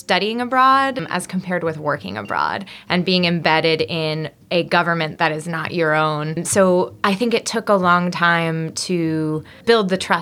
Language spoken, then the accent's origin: English; New Jersey, United States; also born or lived in Kyiv, Ukraine; now in Washington, D.C. area, United States; I grew up in New Jersey, and now I live here in the D.C. area.